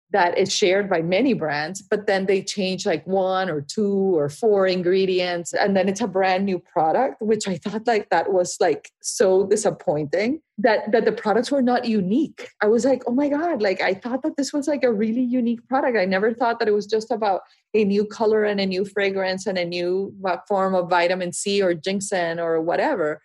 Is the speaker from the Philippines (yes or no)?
no; Barranquilla, Atlántico, Colombia; moved away; I grew up in Barranquilla, Colombia, which is a, a small